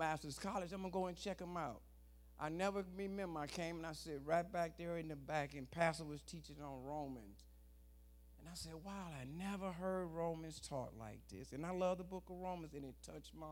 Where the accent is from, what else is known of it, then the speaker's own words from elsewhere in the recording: Detroit, Michigan, United States; moved away as an adult; now in California, United States; I come from Detroit, Michigan. I came up as a gangster back there